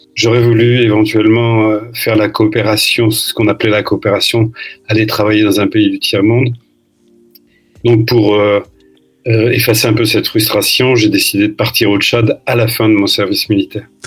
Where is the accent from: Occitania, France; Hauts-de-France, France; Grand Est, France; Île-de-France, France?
Hauts-de-France, France; Lille; now in Brazzaville, Republic of the Congo; je suis né à Lille, j'y ai vécu euh, un certain temps avant de bouger en France et puis à l'étranger.